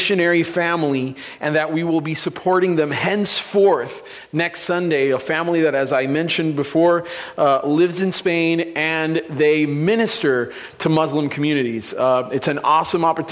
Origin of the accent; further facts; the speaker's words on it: San Juan, Puerto Rico; moved away; I'm originally from Puerto Rico, San Juan, Puerto Rico, the capital